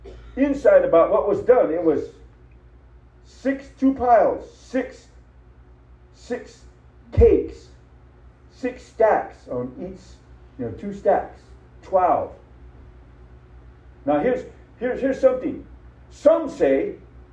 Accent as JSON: {"language": "English", "country": "United States", "said": "I'm an American, but I said, I'm a Native American"}